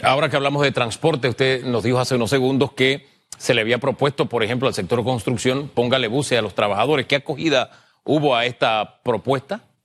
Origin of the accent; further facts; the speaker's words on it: San Miguelito, Panama; yo me cría en San Miguelito, el Valle de San Isidro, calle E.